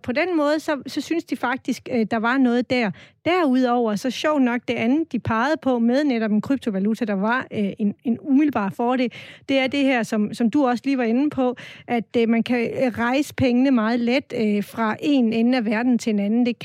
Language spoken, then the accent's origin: Danish; Southern Denmark, Denmark; Men vigtigst af alt er vi sønderjyder, stolte sønderjyder, som mener, at Sønderjylland er stor nok til at have sin egen valuta.